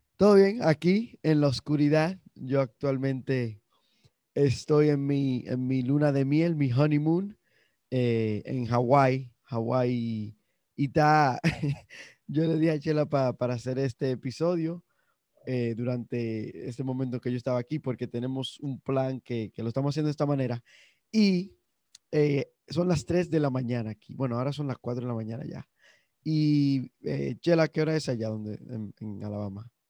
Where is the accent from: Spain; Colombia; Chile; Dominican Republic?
Dominican Republic; somos los dominicanos